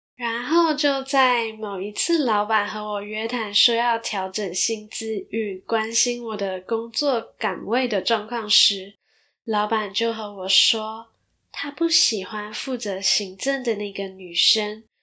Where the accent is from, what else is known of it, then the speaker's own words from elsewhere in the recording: Malaysia; now in Taiwan; 那稍微马来西亚人的我，也有一些来自马来西亚的听众